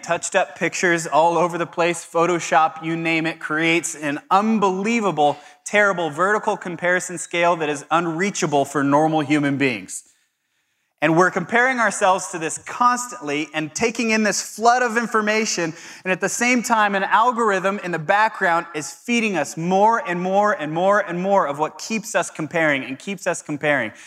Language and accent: English; Southern California, United States; I'm from Southern California